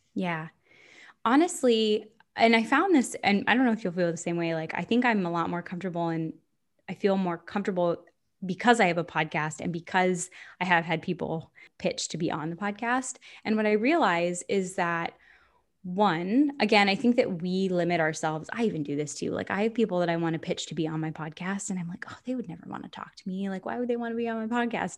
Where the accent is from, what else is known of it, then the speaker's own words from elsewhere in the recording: Florida, United States; moved away; I'm from Florida